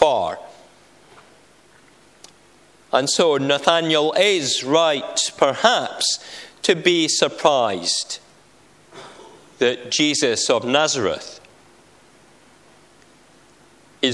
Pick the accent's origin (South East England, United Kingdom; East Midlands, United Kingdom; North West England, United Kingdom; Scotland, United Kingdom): Scotland, United Kingdom; I'm Scottish, and I'm going to Boys Brigade.